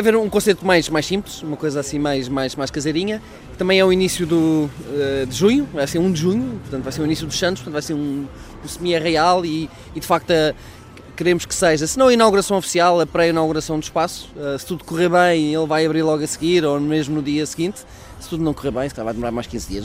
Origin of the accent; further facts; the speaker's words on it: Coimbra, Centro, Portugal; eu sou de Coimbra, mas eh, tenho família no Porto